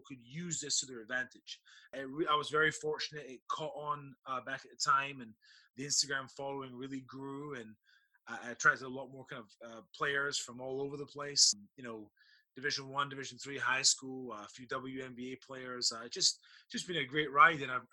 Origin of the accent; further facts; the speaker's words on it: Scotland, United Kingdom; now in Virginia, United States; I'm born and raised in Scotland